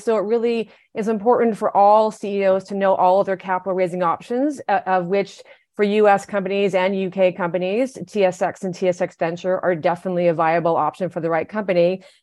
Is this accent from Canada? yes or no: yes; Canada; moved away as an adult; now in United States; I am Canadian, I've been living in the US for 10 years